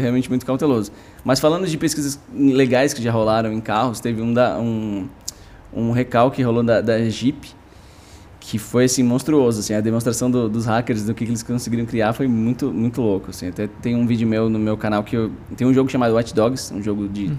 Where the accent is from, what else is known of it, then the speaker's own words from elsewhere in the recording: São Paulo, Brazil; eu cresci em Pinheiros, depois em Vila Madalena